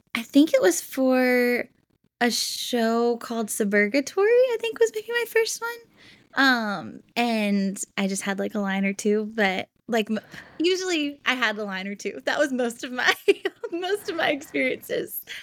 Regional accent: Memphis, Tennessee, United States; moved away as an adult; now in Los Angeles, United States; growing up in Memphis

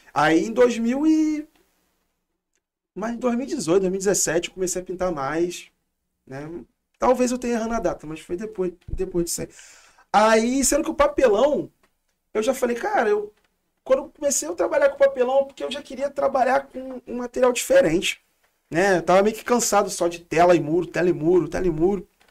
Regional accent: Rio de Janeiro, Brazil; Vem de Realengo, da zona oeste, sou cria mesmo de lá. E moro ainda

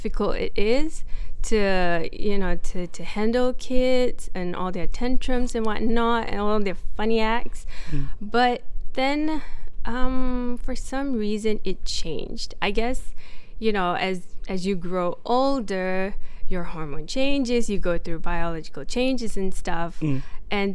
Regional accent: Ampang, Selangor, Malaysia; I grew up in Ampang.

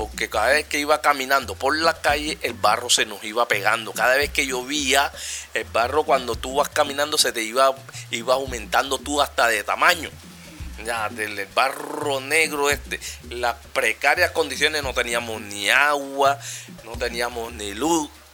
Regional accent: Cartagena, Bolívar, Colombia; yo sí soy de aquí, soy cartagenero

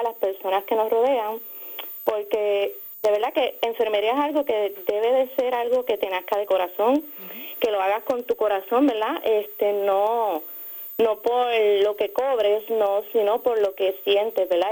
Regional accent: Ponce, Puerto Rico; soy del área de Ponce

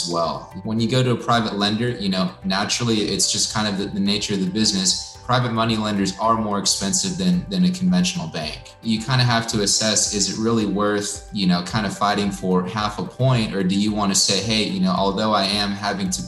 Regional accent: Corpus Christi, Texas, United States; now in Austin, United States; I'm from Corpus Christi

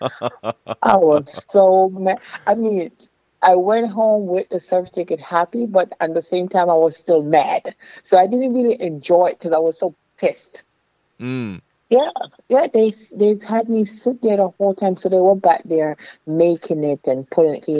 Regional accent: Kingston, Jamaica; also born or lived in New York / Miami, Florida; now in Florida, United States; I came here from Kingston, Jamaica

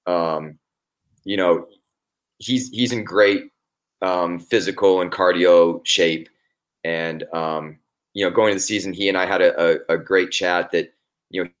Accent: Anchorage, Alaska, United States; moved away as an adult; also born or lived in Boise / Fort Lauderdale / Portland / San Antonio; now in Idaho, United States; I was born and raised in Anchorage, Alaska

